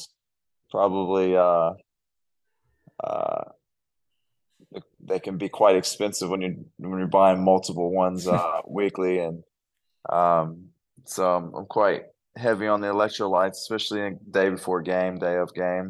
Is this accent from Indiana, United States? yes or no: yes; Indiana, United States; moved away as an adult; now in Australia; Growing up in Indiana, where basketball is, like it's a religion.